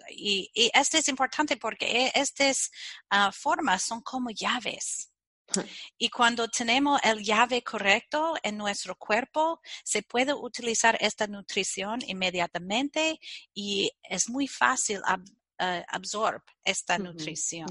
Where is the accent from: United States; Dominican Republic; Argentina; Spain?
United States; Chicago, Midwest; Spanish is a second language; soy ah, de los Estados Unidos nací en el Medio Oeste y ah, vivía en Chicago